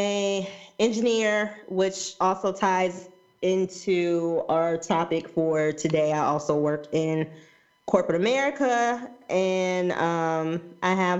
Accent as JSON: {"language": "English", "region": "Alabama", "country": "United States", "moved": "yes", "lives_now": "Baltimore, United States", "said": "I am originally from Alabama. I currently live in Baltimore."}